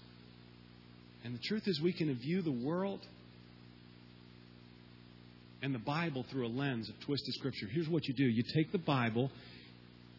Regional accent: Southeast, United States; my whole family migrated from Cuba in 1959, and then I was born, and I grew up in a small southern town

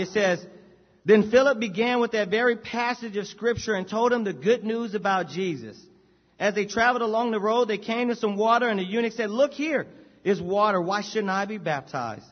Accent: Anaheim, California, United States; I grew up in Anaheim, that's Orange County

